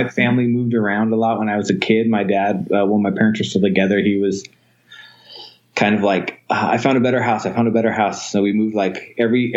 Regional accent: Fresno, California, United States; I was from Fresno, California

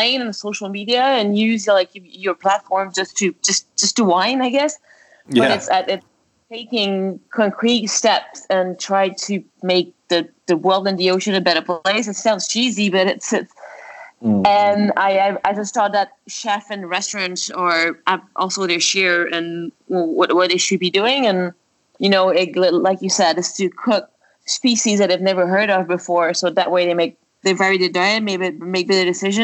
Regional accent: Montreal, Quebec, Canada; moved away; also born or lived in Florida; Right now I'm in my hometown. I'm in Montreal.

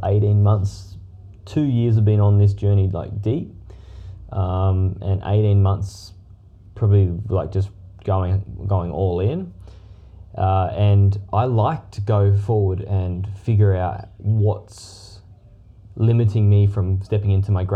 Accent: Perth, Western Australia, Australia; moved away; We're originally from Perth.

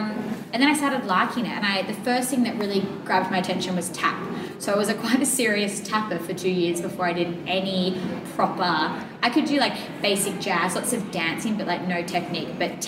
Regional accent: Geelong, Victoria, Australia; I'm from Geelong, which is down like the south of Victoria near the Great Ocean Road

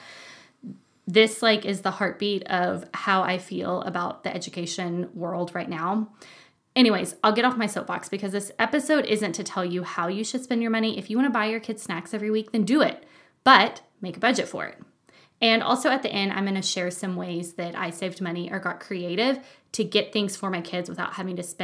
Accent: Texas, United States; moved away as an adult; now in Germany; We're from Texas

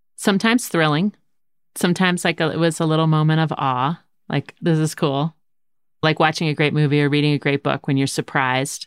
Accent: outside of Philadelphia, Pennsylvania, United States; When we were growing up outside of Philadelphia

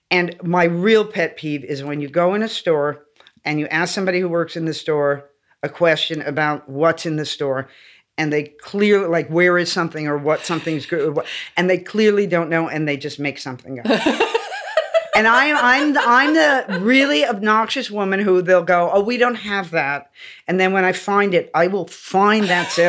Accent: Los Angeles, California, United States; Born yeah. and raised in LA.

